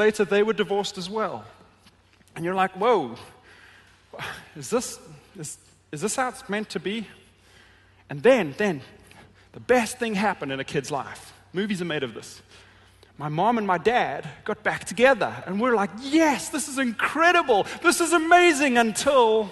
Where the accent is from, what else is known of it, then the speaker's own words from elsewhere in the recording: Johannesburg, Gauteng, South Africa; moved away; I grew up in Johannesburg, a city very, very similar in size to Detroit